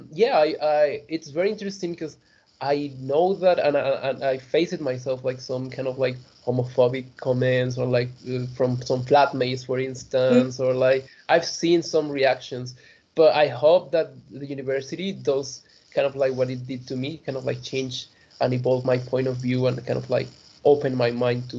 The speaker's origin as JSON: {"language": "English", "country": "Mexico", "moved": "as an adult", "lives_now": "Leeds, United Kingdom", "said": "compared to my home country"}